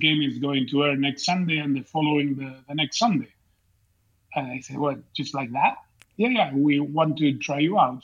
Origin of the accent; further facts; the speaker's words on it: Buenos Aires, Argentina; moved away; I grew up in Argentina, in Buenos Aires